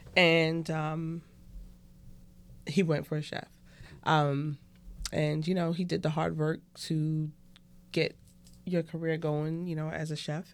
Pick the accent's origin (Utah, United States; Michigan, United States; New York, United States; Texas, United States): New York, United States; New York City; moved away; I was born and raised in Brooklyn, New York, um, in Crown Heights